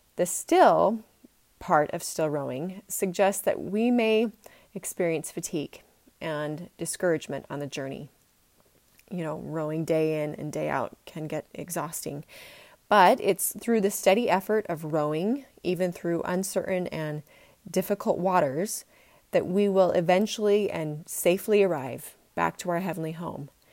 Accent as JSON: {"language": "English", "region": "Utah", "country": "United States", "tie": "born or raised there", "said": "I was born and bred in Utah"}